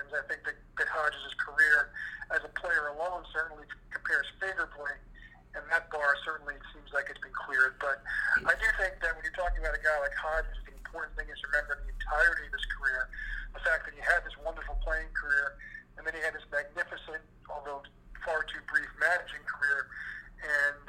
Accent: New York City, New York, United States; I grew up in Brooklyn

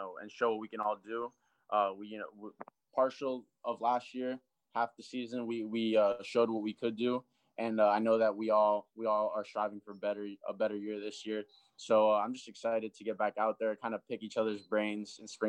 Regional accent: South Florida, United States; growing up in South Florida.

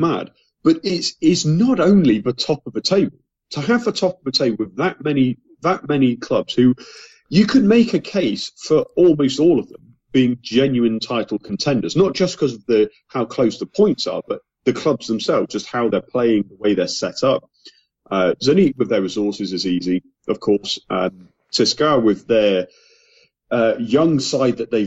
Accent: England, United Kingdom; as an Englishman

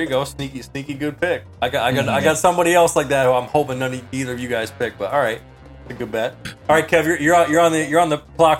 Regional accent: St. Louis, Missouri, United States; I'm from the Lou and I'm proud.

